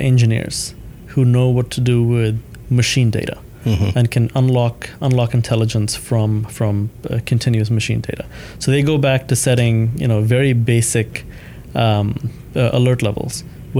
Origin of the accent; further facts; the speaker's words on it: Thailand; also born or lived in India; So my family moved from India to Thailand mm-hmm. when I was three, and I grew up in Thailand.